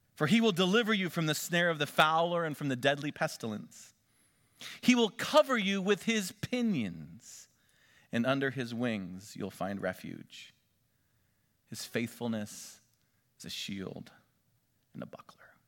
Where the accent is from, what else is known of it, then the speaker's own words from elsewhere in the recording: Northwestern Pennsylvania, United States; moved away; Elise and I grew up back in Northwestern Pennsylvania